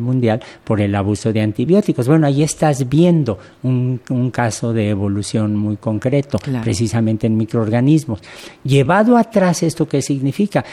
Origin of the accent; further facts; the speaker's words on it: Mexico; uno como mexicano